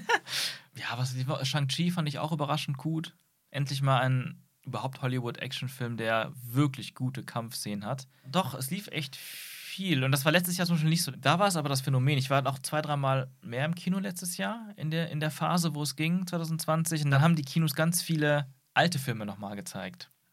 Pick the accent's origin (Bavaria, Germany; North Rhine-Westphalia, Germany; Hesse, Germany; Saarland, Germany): North Rhine-Westphalia, Germany; Aachen; in der Kindheit, und das ist wie gesagt jetzt nur 20 Jahre her, ähm, gab es auch hier bei uns in Aachen